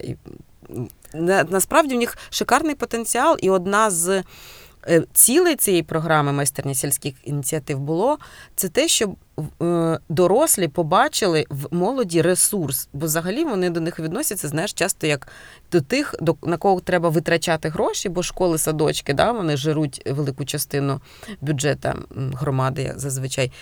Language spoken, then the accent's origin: Ukrainian; Cherkasy, Cherkasy Oblast, Ukraine; now in Heronymivka, Ukraine; я народилася в Черкасах